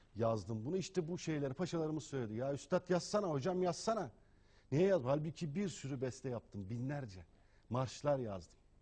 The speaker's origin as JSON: {"language": "Turkish", "country": "Turkey", "said": "Türk'üm, Müslümanım"}